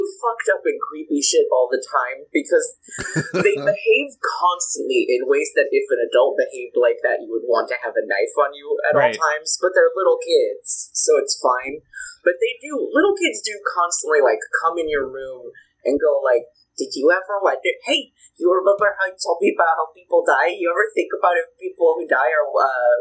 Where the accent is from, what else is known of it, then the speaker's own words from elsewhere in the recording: the South, United States; as a Southerner